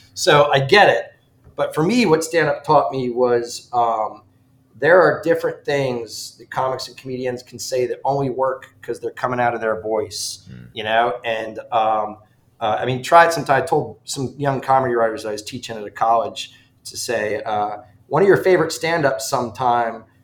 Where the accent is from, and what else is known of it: Ridgefield, Connecticut, United States; born or raised there; moved away